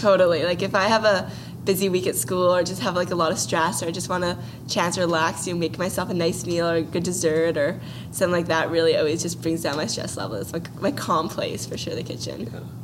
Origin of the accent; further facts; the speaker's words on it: Vancouver, British Columbia, Canada; I was born and raised in Vancouver